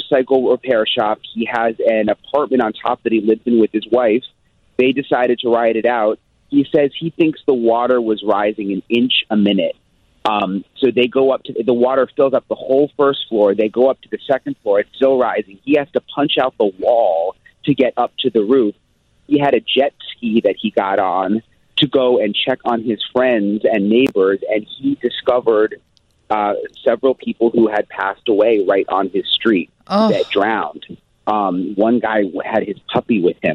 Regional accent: Florida, United States; I'm from Florida

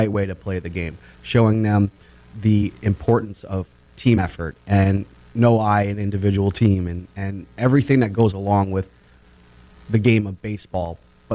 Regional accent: Boynton Beach, Florida, United States; I came from Boynton Beach, grew up here, played at East Boynton Little League Fields

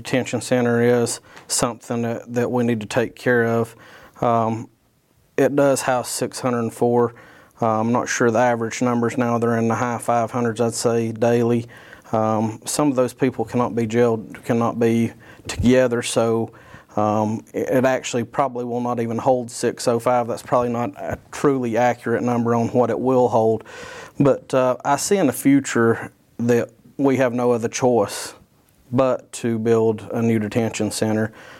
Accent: Buncombe County, North Carolina, United States; I was born and raised here in Buncombe County

